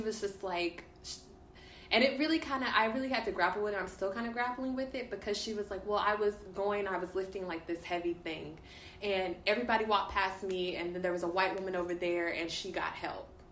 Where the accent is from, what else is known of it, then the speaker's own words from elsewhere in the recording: Dallas, Texas, United States; I'm from Dallas. Mm-hmm. Born and raised